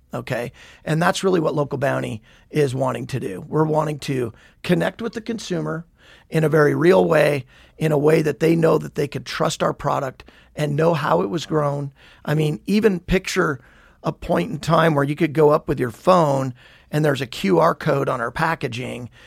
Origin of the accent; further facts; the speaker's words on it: Billings, Montana, United States; moved away as an adult; also born or lived in Havre, Montana / New Mexico / San Diego; We moved to Billings when I was about one. So Billings is all I really knew. Born and raised, went to uh, Billings West High School